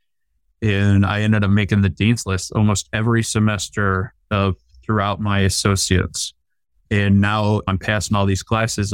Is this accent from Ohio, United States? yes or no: yes; Cleveland, Ohio, United States; my hometown Cleveland